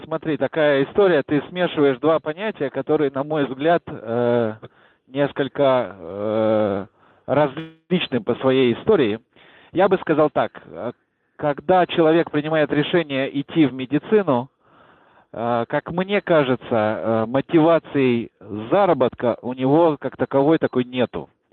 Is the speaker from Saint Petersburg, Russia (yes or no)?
no; Moscow, Russia; я из Чертанова